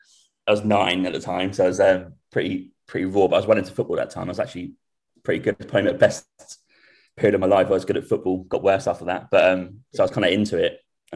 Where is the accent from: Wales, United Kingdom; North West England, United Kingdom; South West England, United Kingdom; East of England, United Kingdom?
East of England, United Kingdom; Norwich; moved away as an adult; now in Vancouver, Canada; Yeah, I'm from Norwich. I'm 32, so born in the 80s, unfortunately.